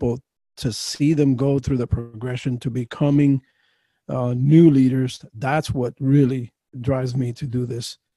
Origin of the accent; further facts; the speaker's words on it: Miami, Florida, United States; now in Fort Myers, United States; I grew up in Miami and was in that area from 1980 all the way through to last year